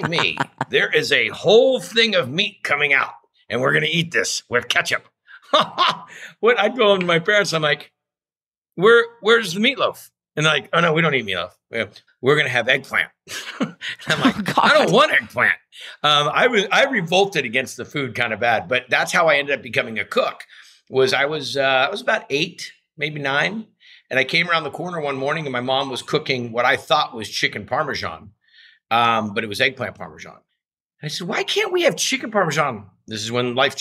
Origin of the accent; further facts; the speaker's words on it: Ferndale, California, United States; I was raised in a little town in Northern California